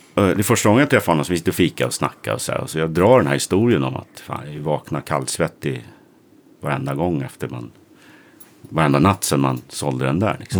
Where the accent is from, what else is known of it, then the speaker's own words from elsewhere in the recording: Sundbyberg, Stockholm County, Sweden; Kino bodde på samma gata som jag i Hallonbergen där jag kommer ifrån